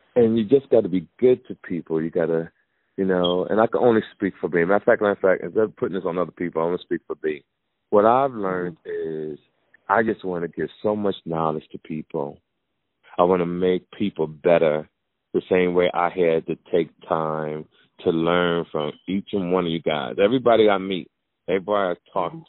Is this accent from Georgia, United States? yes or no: no; Jersey City, New Jersey, United States; I grew up in Jersey City, New